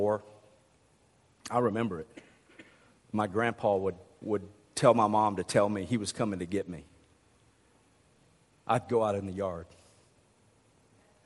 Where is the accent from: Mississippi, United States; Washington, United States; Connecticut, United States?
Mississippi, United States; now in Arkansas, United States; I might live in Arkansas, but I was raised in Mississippi.